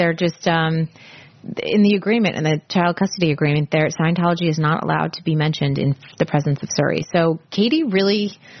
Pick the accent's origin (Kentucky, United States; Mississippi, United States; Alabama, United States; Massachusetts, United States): Massachusetts, United States; Andover; now in California, United States; I grew up in Andover.